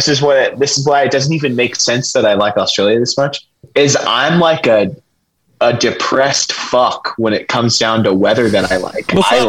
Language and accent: English; Kentucky, United States; we're from Kentucky, you know, so it's like, it's a similar vibe.